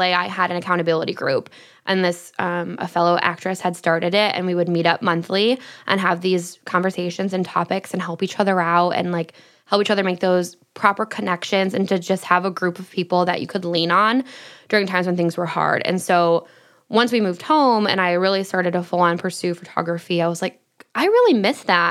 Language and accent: English; Michigan, United States; moved away as an adult; also born or lived in Los Angeles; growing up in Michigan